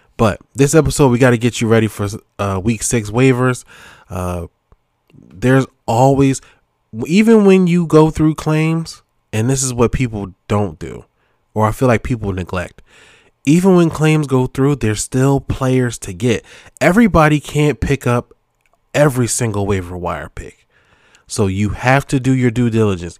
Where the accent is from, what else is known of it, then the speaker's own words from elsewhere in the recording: Philadelphia, Pennsylvania, United States; I'm from Philly